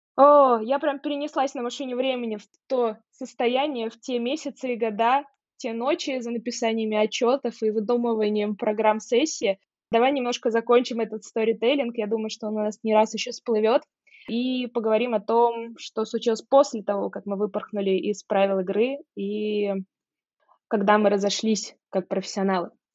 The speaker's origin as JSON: {"language": "Russian", "town": "Saratov", "region": "Saratov Oblast", "country": "Russia", "tie": "born or raised there", "moved": "as an adult", "lives_now": "Moscow, Russia", "said": "в моем родном городе Саратове"}